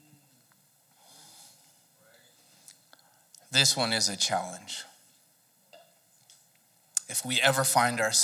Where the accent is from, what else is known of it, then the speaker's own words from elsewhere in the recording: Southern California, United States; moved away; I was from Southern California, one of the most temperate climates in the world